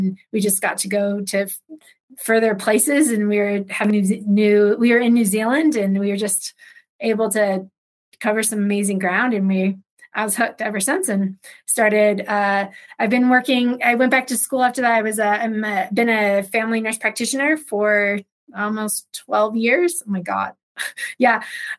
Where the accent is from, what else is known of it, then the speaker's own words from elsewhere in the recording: Ojai, California, United States; also born or lived in Chicago / Los Angeles; now in Mammoth Lakes, United States; I was born and raised in Ojai, California, small mountain town. I'm one of five kids. I'm the second oldest.